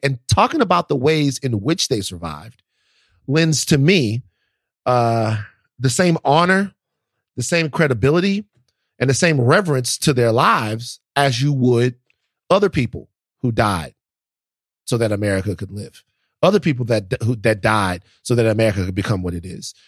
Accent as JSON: {"language": "English", "region": "the South", "country": "United States", "said": "I, I'm from the South and I love the South"}